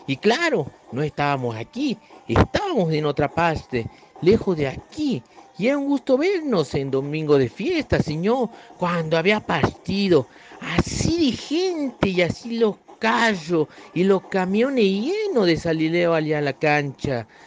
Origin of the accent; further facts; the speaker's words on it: northern Argentina, Argentina; accent: northern Argentine; mi pobre acento del norte de la Argentina